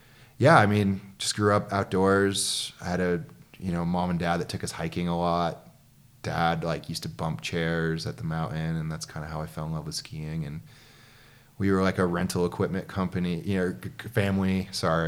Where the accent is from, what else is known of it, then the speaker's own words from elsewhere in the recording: Queensbury, New York, United States; moved away as an adult; you grew up in upstate New York. I did, yeah. About an hour and a half from Montreal